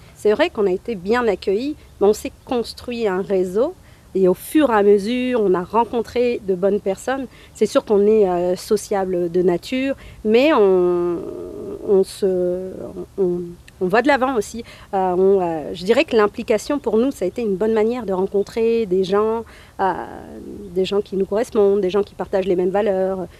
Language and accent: French; northern France, France; moved away as an adult; also born or lived in Montreal / Gaspésie / Lanaudière; now in Alma, Canada; Je suis française d'origine algérienne. Donc je viens du nord de la France, je vis au lac depuis maintenant 7 ans